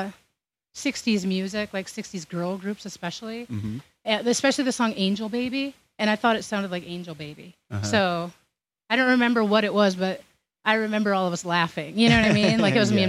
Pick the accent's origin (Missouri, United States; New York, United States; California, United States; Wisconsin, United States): Wisconsin, United States; by the Twin Cities, Minnesota and; now in North Carolina, United States; I grew up in Minnesota and Wisconsin on the Minnesota border by the Twin Cities.